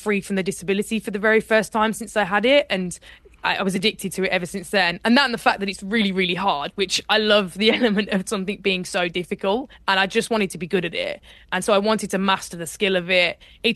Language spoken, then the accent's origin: English; Birmingham, West Midlands, United Kingdom; I grew up in Birmingham, and in Birmingham you don't really do rowing